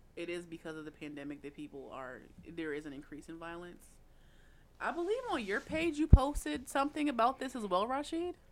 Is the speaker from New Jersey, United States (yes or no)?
no; Philadelphia, Pennsylvania, United States; as a Philadelphian